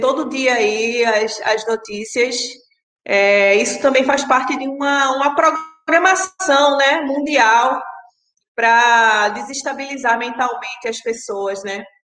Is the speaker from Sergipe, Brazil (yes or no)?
no; Pernambuco, Brazil; moved away as an adult; now in Rio de Janeiro, Brazil; eu sou pernambucana, moro no Rio há 10 anos.